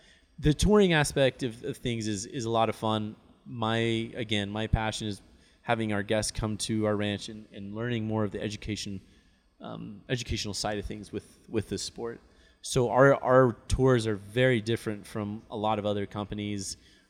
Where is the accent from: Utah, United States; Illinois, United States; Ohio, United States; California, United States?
Utah, United States; Park City; And I, growing up in Park City, you know, normally in November, our temperatures, if it didn't snow, at least our temperatures were really cool